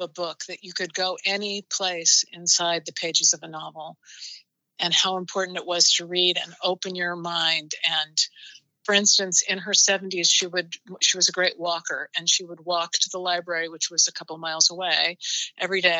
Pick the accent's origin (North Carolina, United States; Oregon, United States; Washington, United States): Oregon, United States; Portland; I grew up in Portland, Oregon